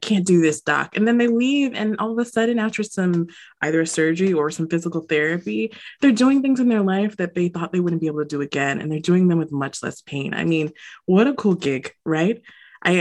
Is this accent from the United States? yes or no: yes; United States; a Jamaican American growing up in the States